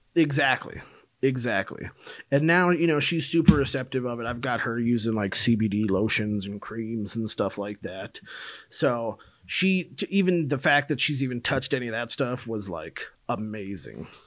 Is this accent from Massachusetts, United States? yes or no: no; Minnesota, United States; moved away; also born or lived in Colorado; I'm originally from Minnesota, but I'd moved to Colorado for school